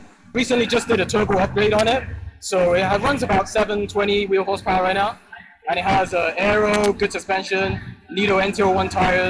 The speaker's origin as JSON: {"language": "English", "town": "Chino Hills", "region": "California", "country": "United States", "said": "I'm from Chino Hills."}